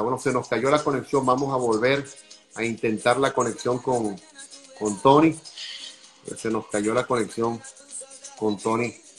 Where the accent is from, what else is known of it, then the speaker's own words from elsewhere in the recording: Venezuela; now in United States; soy venezolano